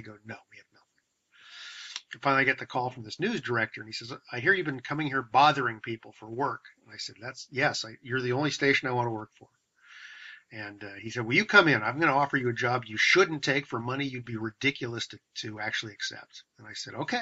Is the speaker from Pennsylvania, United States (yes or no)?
no; San Francisco Bay Area, California, United States; also born or lived in Seattle; I'm actually from the San Francisco Bay Area